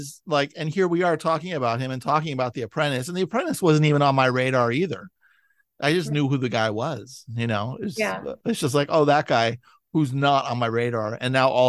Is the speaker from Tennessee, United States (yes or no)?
no; San Francisco, California, United States; I'm from San Francisco.